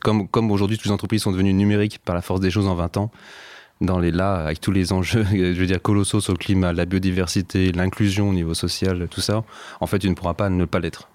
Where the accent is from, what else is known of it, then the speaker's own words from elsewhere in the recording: Savoie, Auvergne-Rhône-Alpes, France; elle s'occupait pas mal de nous, ma sœur et de moi quand on était petits en Savoie